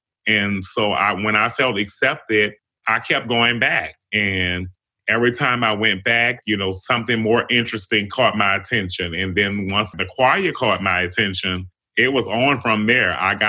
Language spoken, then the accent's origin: English; New Orleans, Louisiana, United States; So I grew up in New Orleans on Josephine Street. And, you know, it was a fun place for me growing up here in the city